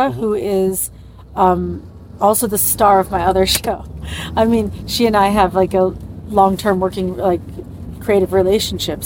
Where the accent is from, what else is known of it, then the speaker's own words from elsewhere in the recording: New York, United States; moved away as an adult; also born or lived in Leipzig, Germany; now in Berlin, Germany; I'm a New Yorker